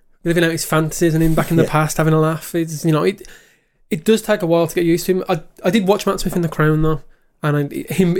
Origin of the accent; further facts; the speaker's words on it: United Kingdom; We're from the United Kingdom.